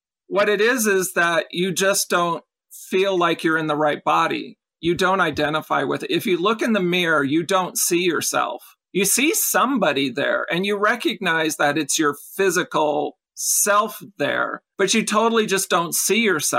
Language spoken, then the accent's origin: English; Los Angeles, California, United States; I was born in Los Angeles. I'm a California girl. Nice. Love the beach, the mountains, the malls, and Disneyland.